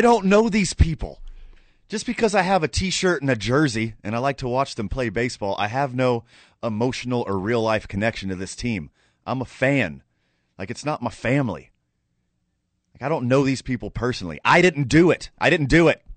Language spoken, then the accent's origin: English; Houston, Texas, United States; now in Albuquerque, United States; I'm from Houston